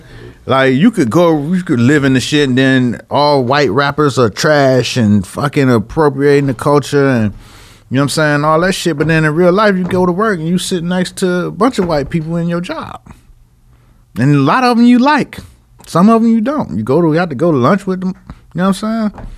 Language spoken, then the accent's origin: English; Miami, Florida, United States; I'm from Miami